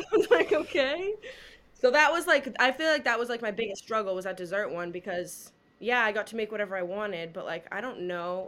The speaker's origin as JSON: {"language": "English", "region": "Massachusetts", "country": "United States", "said": "I'm from a big family. I'm from Massachusetts"}